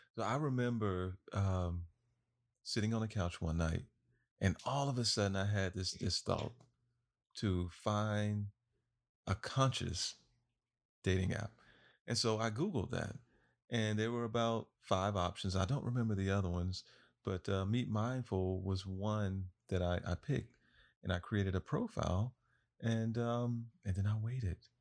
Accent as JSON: {"language": "English", "region": "Florida", "country": "United States", "tie": "born or raised there", "said": "I am from Florida, born and raised"}